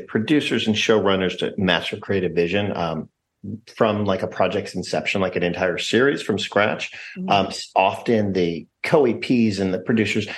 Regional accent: Philadelphia, Pennsylvania, United States; now in Los Angeles, United States; we're three best friends that grew up in Philadelphia

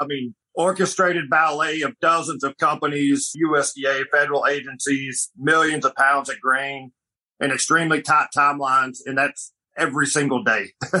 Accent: Arkansas, United States; growing up in Arkansas

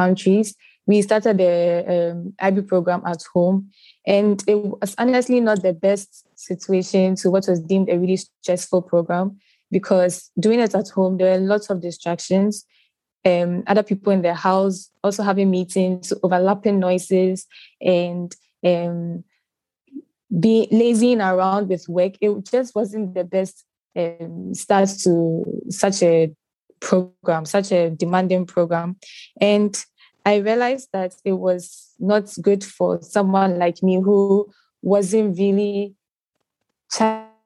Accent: Ghana; I'm 17 and I'm Ghanaian. I'm currently schooling in ACE International Academy in Ghana, Tema.

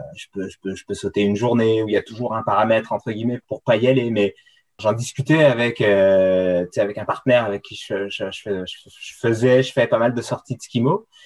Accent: France; moved away as an adult; now in Quebec, Canada; je viens, viens de France. c'est là-bas que j'ai, que je suis né, que j'ai grandi, que j'ai fait mes études

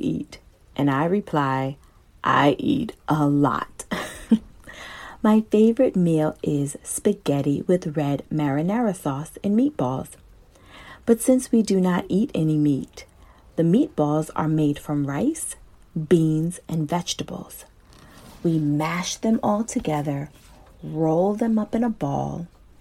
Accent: New Jersey, United States; I am from New Jersey

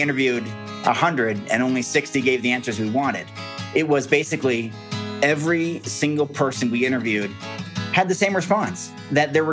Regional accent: Corvallis, Oregon, United States; I grew up on a farm in Western Oregon. Corvallis is my hometown.

